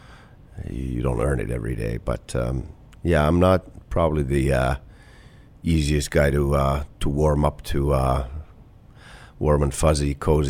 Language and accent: English; Kuopio, North Savo, Finland; moved away as an adult; also born or lived in Tampere, Finland / Clarkson, United States; now in Columbus, United States; Kuopio, my hometown